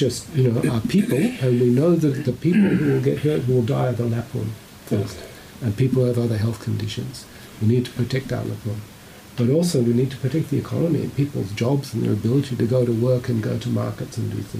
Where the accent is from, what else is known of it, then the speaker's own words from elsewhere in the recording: Sydney, New South Wales, Australia; I'm from Sydney